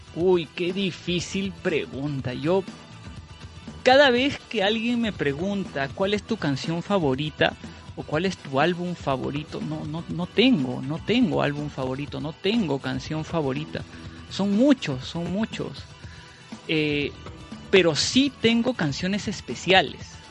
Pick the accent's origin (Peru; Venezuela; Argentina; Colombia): Peru; yo soy de Perú